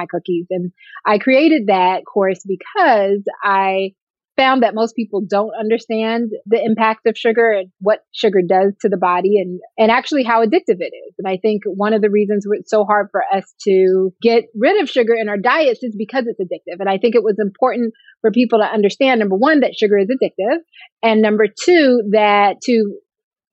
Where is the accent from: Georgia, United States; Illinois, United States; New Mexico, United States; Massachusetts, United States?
Georgia, United States; Atlanta; also born or lived in California / Ohio / Oakland, California; I'm from California, but I grew up here in Atlanta